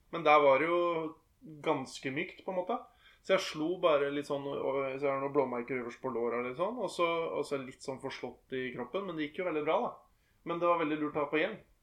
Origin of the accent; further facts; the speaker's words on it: Norway; jeg er fra Fon